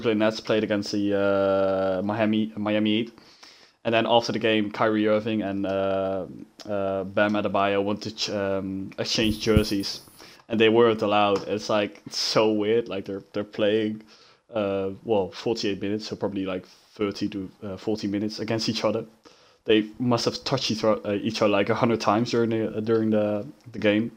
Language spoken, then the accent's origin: English; Rotterdam, South Holland, Netherlands; I'm Dutch